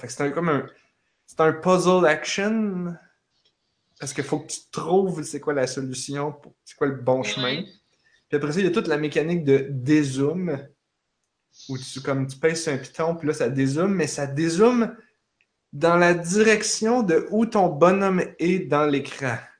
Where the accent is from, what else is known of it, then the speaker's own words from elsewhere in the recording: Repentigny, Quebec, Canada; je viens de Repentigny